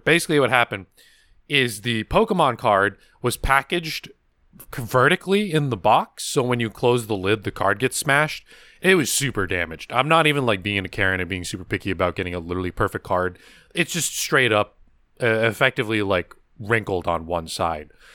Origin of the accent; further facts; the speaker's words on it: California, United States; accent: American; I was raised in California